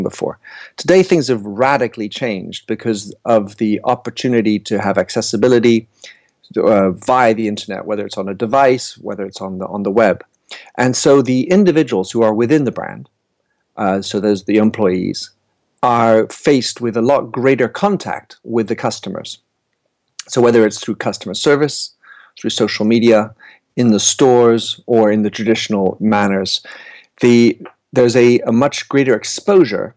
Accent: United States; also born or lived in Paris; now in London, United Kingdom; I'm an American based in London and Paris

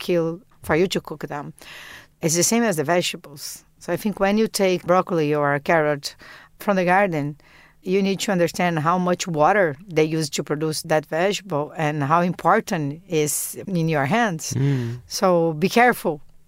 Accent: South Region, Brazil; I come from South Brazil, and South Brazil is a lot of seafood

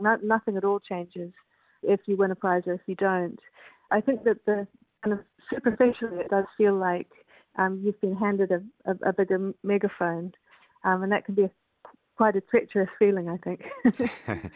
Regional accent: New Zealand; also born or lived in Canada; I'm a New Zealander. I, I was born in Canada

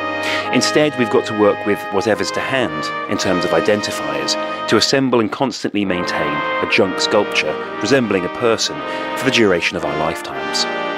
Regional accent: Wales, United Kingdom; accent: Welsh; also born or lived in England; My dad's English, and I grew up in England till I was six. By this stage, only the faintest traces remain of the weak Welsh accent I once had. Putting on the Wales shirt, I'm asserting my national affiliation to myself as much as anyone else.

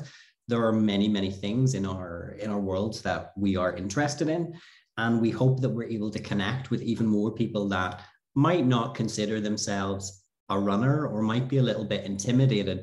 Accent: Ireland; moved away as an adult; now in Switzerland; I am from Ireland originally.

